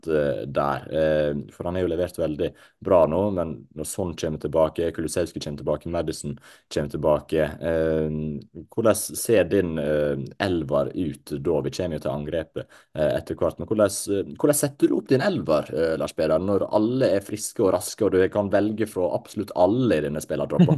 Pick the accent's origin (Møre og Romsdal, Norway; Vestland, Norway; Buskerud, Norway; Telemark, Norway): Møre og Romsdal, Norway; Ålesund; jeg er jo fra, eh, ikke så langt fra Ålesund, jeg er født i Ålesund